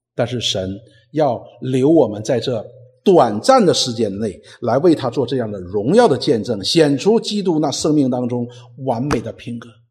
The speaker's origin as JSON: {"language": "Chinese", "country": "China", "said": "我们中国人"}